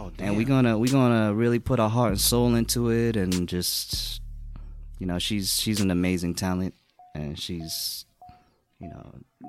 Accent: Boston, Massachusetts, United States; I grew up in Boston.

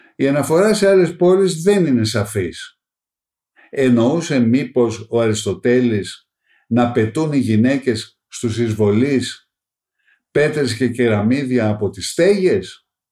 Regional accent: Greece; ως Έλληνες

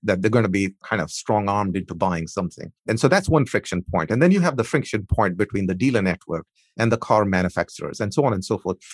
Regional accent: India; moved away; My heritage is I, I grew up in India

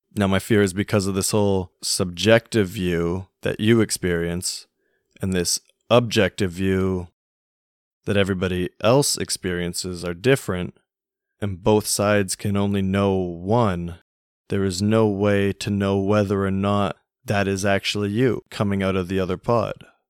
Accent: Canada; growing up in Canada, every Saturday is hockey night.

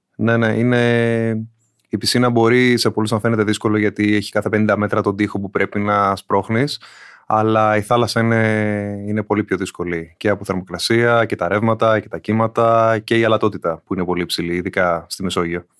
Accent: Athens, Attica, Greece; Δεν είμαι από νησί, από την Αθήνα είμαι

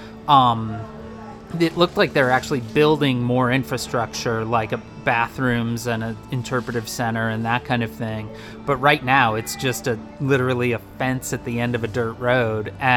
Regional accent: Midwest, United States; growing up in the Midwest

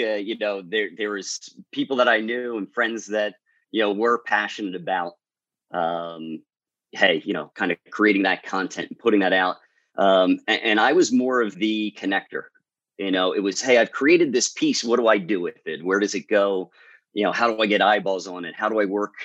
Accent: New Jersey, United States; Southern Jersey. I am a Southern Jersey guy. So I am located about 20, 25 minutes outside of Philadelphia.

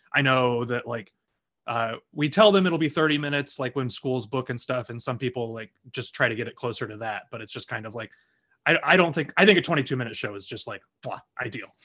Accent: Lafayette, Indiana, United States; moved away; I'm from Lafayette, Indiana

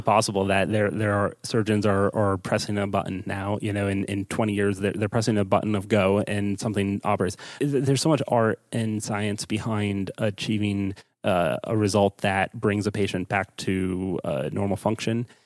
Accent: East Coast, United States; also born or lived in Pittsburgh; I'm from the East Coast, so I moved back home

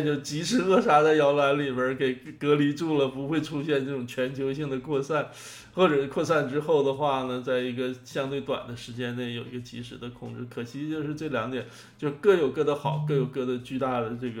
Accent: Jilin City, Jilin, China; 中国就是，你就比如说现在这个中国新热点到我的家乡了，哈，是从你的家乡到我家乡，那吉林市成为新热点了。

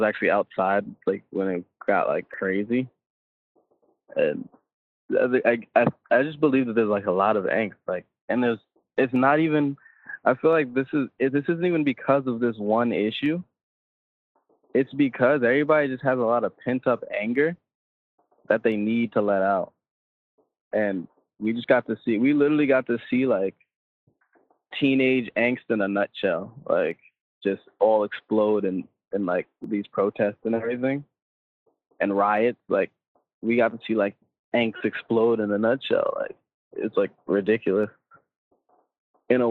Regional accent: Long Island, New York, United States; moved away as an adult; now in Brooklyn, United States; I live in Brooklyn. I'm from here, though. I'm from Long Island

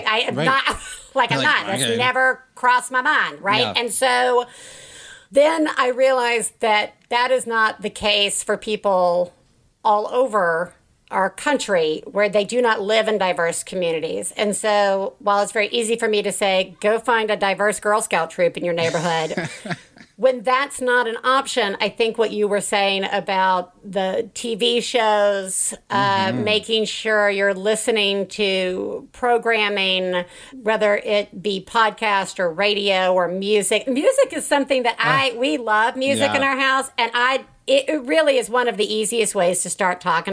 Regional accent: Alabama, United States; I'm from Alabama.

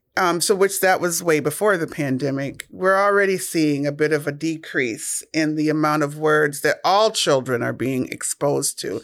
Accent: Minnesota, United States; I'm born and raised in Minnesota

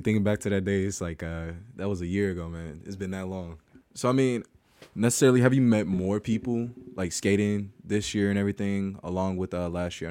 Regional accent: St. Louis, Missouri, United States; now in Columbia, United States; I'm a sophomore from St. Louis, Missouri, studying photojournalism here at Mizzou.

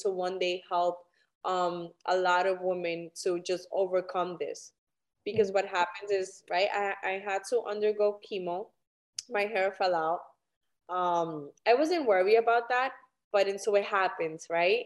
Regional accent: New York City, New York, United States; I am originally from New York City

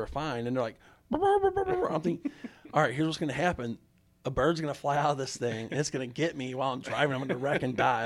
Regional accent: St. Louis, Missouri, United States; I grew up in South Saint Louis

